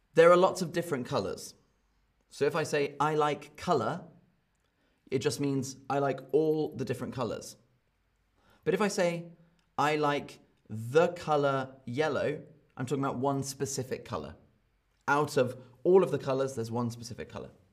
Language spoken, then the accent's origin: English; United Kingdom; accent: British; I speak with a British accent